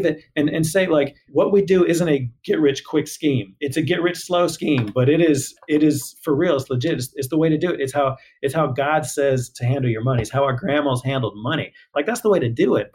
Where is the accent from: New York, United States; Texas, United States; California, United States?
Texas, United States; Houston; I grew up in Houston